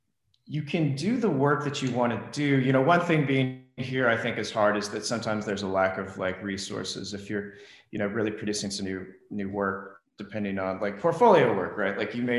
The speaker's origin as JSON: {"language": "English", "region": "Midwest", "country": "United States", "also_born_or_lived": "Los Angeles", "lives_now": "Phoenix, United States", "said": "So I was, I went to school here, and then I'm originally from the Midwest."}